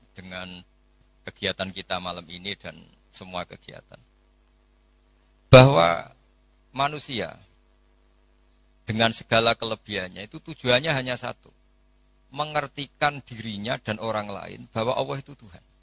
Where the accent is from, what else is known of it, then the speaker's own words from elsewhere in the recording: Java, Indonesia; Nah sekarang problem kita adalah karena kita orang Jawa.